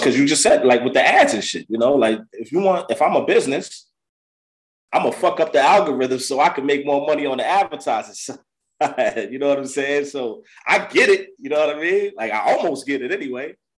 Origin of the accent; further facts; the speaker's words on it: Yonkers, New York, United States; I'm originally from Yonkers, New York